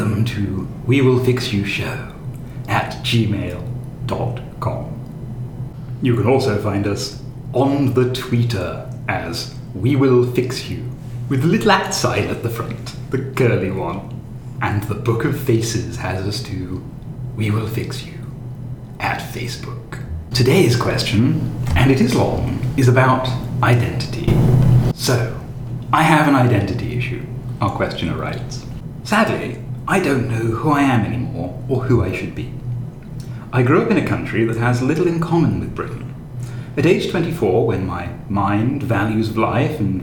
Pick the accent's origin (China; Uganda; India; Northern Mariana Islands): China; English is a second language; moved away as an adult; now in United Kingdom; my mother country